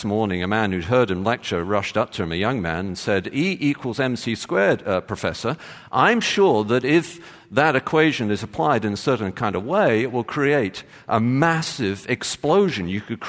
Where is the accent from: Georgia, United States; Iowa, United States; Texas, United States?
Texas, United States; born there; as you can tell from my accent, I was born in Texas.